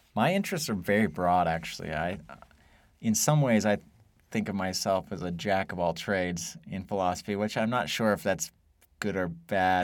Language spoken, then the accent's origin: English; Idaho, United States; moved away as an adult; also born or lived in Wyoming / Virginia / Texas; I was actually born in Wyoming, but I grew up in Idaho